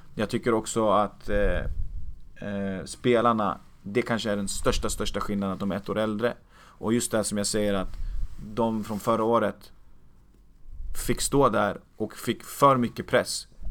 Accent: Uppsala, Uppsala County, Sweden; jag är uppväxt i Uppsala

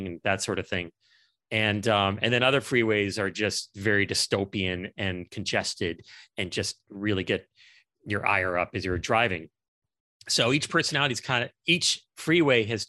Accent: Los Angeles, California, United States; growing up in Los Angeles

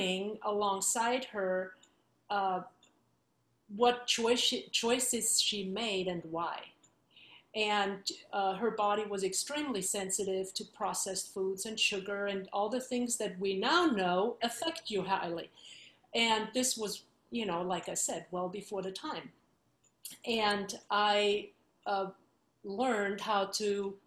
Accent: Vienna, Austria; moved away as an adult; I am from Vienna, Austria, and grew up there through grad school

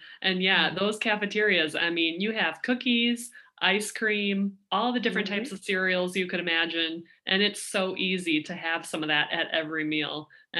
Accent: Minnesota, United States; because I'm from Minnesota

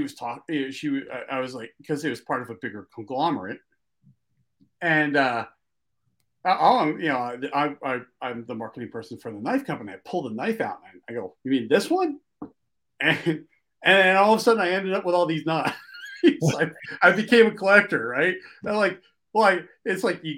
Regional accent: Philadelphia, Pennsylvania, United States; accent: Philly; Sometimes my East Coast accent, because I grew up in Philly, sometimes my Philly accent just totally overrides words

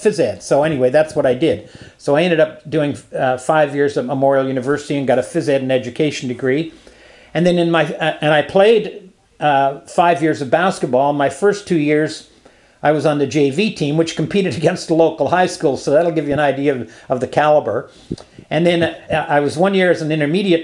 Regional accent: Carbonear, Newfoundland and Labrador, Canada; moved away; also born or lived in Vancouver Island / Alberta; growing up in Carbonear, Newfoundland is not something you can imagine

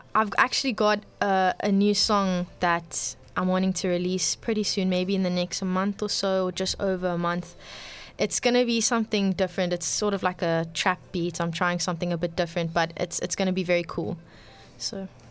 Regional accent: Cape Town, Western Cape, South Africa; I'm born and bred in Cape Town.

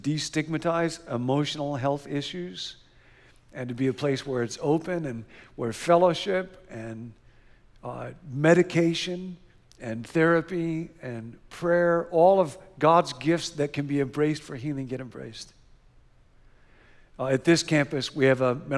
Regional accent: Rockford, Illinois, United States; we grew up together in Rockford, Illinois

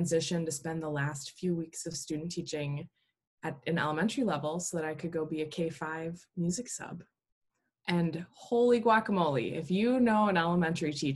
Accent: Wisconsin, United States; I grew up in Wisconsin and also went to college at UW-Eau Claire, Wisconsin

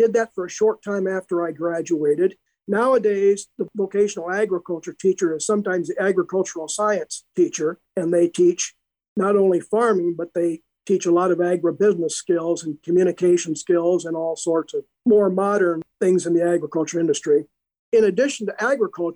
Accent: Iowa Falls, Iowa, United States; I was born and raised in Iowa Falls and graduated from Iowa Falls High School

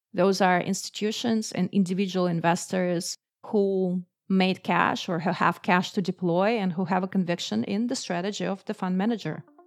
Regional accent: Moscow, Russia; I grew up in Moscow, which is the capital of Russia

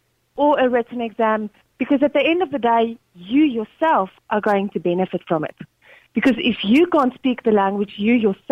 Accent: South Africa; now in Ireland; I'm from South Africa.

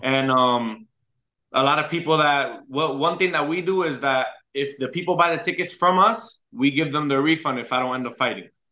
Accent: Orlando, Florida, United States; also born or lived in Puerto Rico; my hometown

